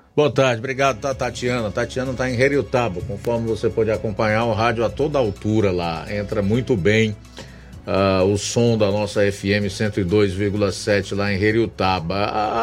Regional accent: Ceará, Brazil; nós, como cearenses

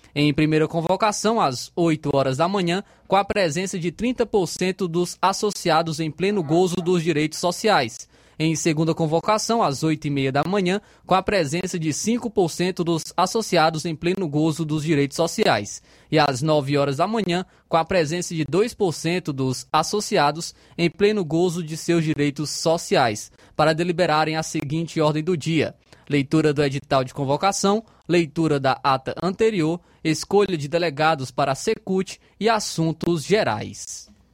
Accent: Ararendá, Ceará, Brazil; sou do distrito de Lagoa de Santo Antônio

